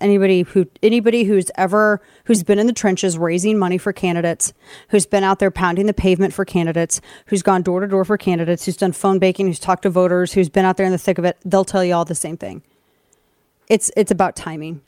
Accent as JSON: {"language": "English", "town": "St. Louis", "region": "Missouri", "country": "United States", "tie": "born or raised there", "moved": "yes", "said": "my hometown in Saint Louis"}